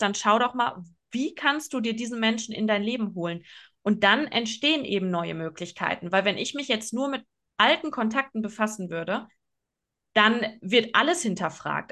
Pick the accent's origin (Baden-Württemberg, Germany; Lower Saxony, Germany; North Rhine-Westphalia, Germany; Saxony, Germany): North Rhine-Westphalia, Germany; Oer-Erkenschwick; moved away as an adult; ich bin in Ohrerkenschwick aufgewachsen. Luisa und ich waren beide dort auf dem ähm, Gymnasium